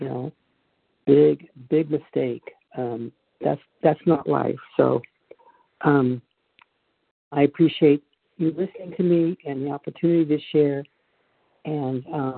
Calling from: Charlotte, North Carolina, United States; Oh, North Carolina, Charlotte, North Carolina.

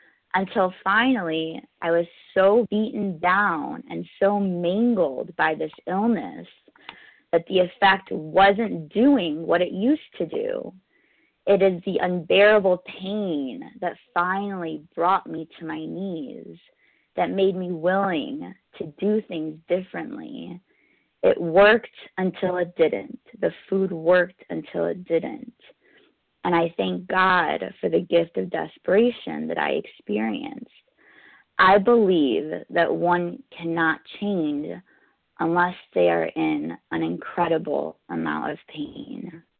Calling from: New York City, New York, United States; I'm calling in from New York City.

